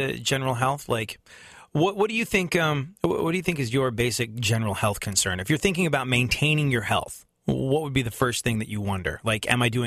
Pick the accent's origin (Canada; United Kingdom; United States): United Kingdom; London; growing up in London